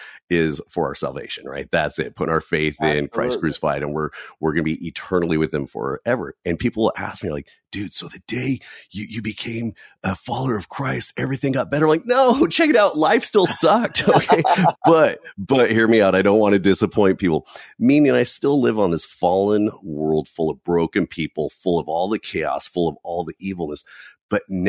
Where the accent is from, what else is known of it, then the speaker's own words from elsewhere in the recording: California, United States; I live out here in California, and I always jokingly say, don't hold that against me, okay? I'm from California